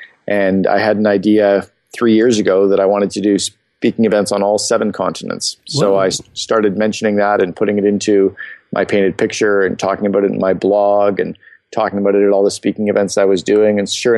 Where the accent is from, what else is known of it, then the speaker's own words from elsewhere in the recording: Canada; Sure. 47 years old, born and raised in Canada. I married, father of four kids. I split my time between Phoenix and Vancouver.